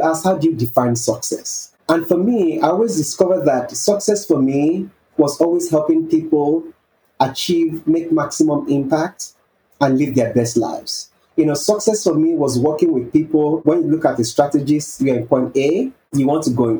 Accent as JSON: {"language": "English", "country": "Nigeria", "tie": "born or raised there", "said": "growing up in Nigeria, a developing country"}